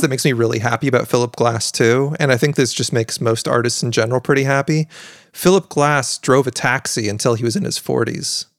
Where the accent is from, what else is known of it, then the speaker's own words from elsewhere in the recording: Pacific Northwest, United States; I am from the Pacific Northwest